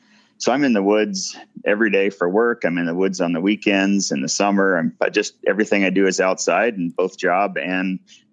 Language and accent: English; Ennis, Montana, United States; also born or lived in Bozeman, Montana; I grew up in Ennis, Montana, little town southwest Montana here along the Madison River, and started second grade there in Ennis, and just living at the fish hatchery against the mountains